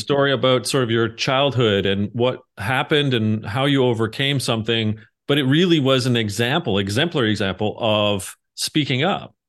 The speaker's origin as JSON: {"language": "English", "country": "Canada", "said": "being Canadian"}